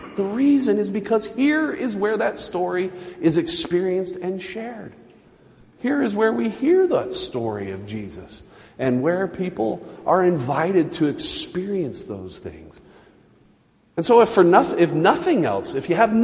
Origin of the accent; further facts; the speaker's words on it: Utah, United States; I was Baptist growing up in Utah.